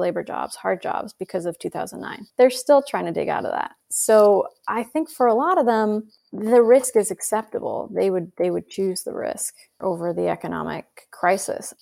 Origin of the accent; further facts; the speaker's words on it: Idaho, United States; moved away; also born or lived in Cambridge; where I grew up in Idaho